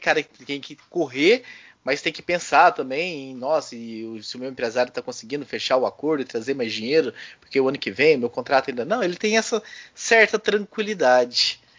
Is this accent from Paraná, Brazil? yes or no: no; Goiás, Brazil; quando eu era pequeno, lá em Goiás, né?